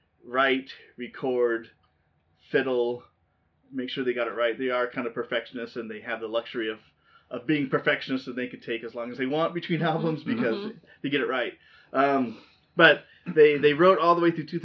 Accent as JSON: {"language": "English", "region": "Southern California", "country": "United States", "tie": "born or raised there", "said": "growing up in Southern California"}